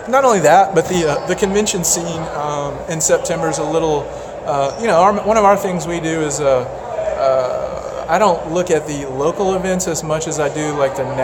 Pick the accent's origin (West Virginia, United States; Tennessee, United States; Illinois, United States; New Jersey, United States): Tennessee, United States; West; I'm from West Tennessee.